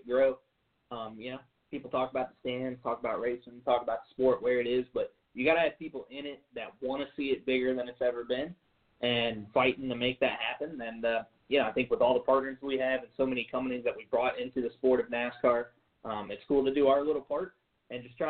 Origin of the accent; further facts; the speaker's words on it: St. Louis, Missouri, United States; moved away; St. Louis is my hometown